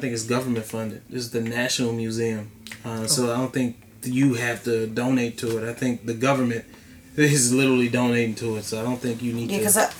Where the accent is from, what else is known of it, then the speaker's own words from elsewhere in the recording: Louisiana, United States; And I'm from Louisiana.